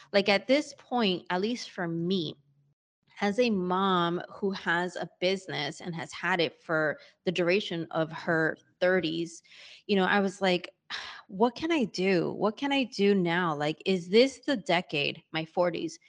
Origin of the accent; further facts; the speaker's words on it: New York, United States; moved away; also born or lived in Hanover, New Hampshire / Sydney, Australia; being a born and bred New Yorker, and my parents as well, it's not like I'm from really anywhere else